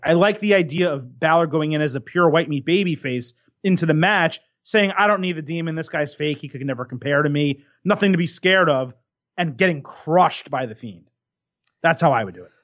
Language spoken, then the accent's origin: English; United States; growing up in America